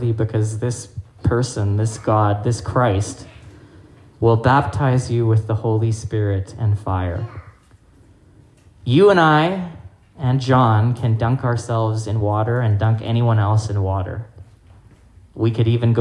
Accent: Hong Kong; now in Winnipeg, Canada; I grew up in Hong Kong

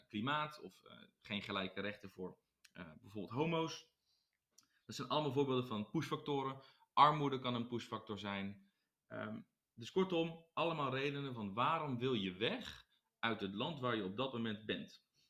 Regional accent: Netherlands; wij als Nederlanders

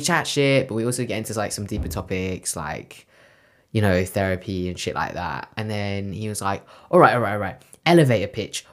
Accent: London, United Kingdom; I'm from West London.

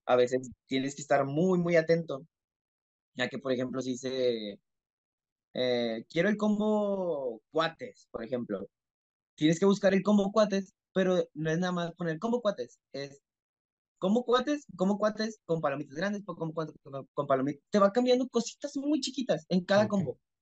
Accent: Mexico; soy mexicano, tengo 20 años de edad

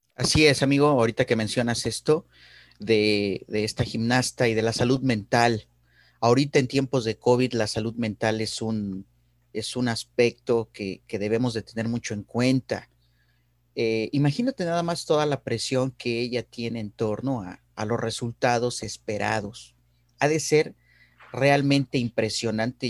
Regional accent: Mexico; me siento muy orgulloso de ser mexicano y, también de haber nacido en un país con, con una diversidad cultural como el nuestro

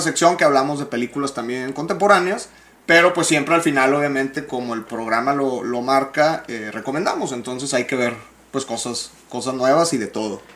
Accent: Monterrey, Nuevo León, Mexico; soy regio

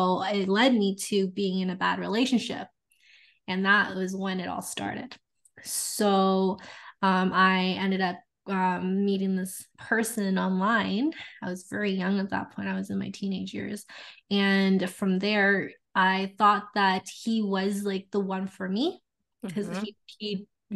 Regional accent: Canada; now in Edmonton, Canada; I am Canadian. I'm on the western side of Canada, so Edmonton, Alberta.

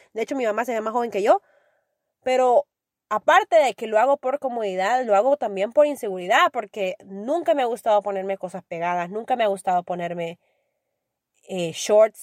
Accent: El Salvador; soy orgullosamente salvadoreña

